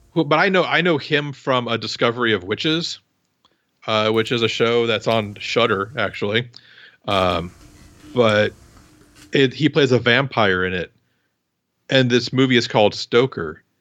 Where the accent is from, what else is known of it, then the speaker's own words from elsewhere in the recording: Midwest, United States; I grew up in the Midwest